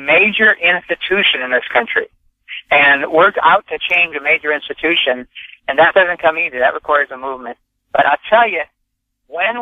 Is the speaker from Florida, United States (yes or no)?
no; North Dakota, United States; now in California, United States; I grew up in North Dakota. You know, the plains, that's always in your blood. I'm living in California now